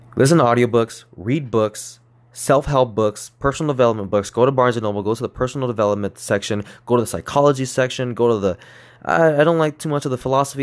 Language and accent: English; Moreno Valley / East Los Angeles, California, United States; I grew up in Moreno Valley till I was in third grade. I moved to East L A, and then I went to school in East L A until about fifth grade.